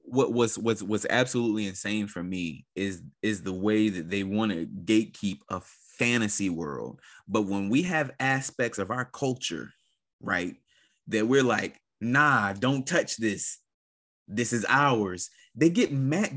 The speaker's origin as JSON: {"language": "English", "country": "United States", "tie": "born or raised there", "said": "as a Black person growing up in America"}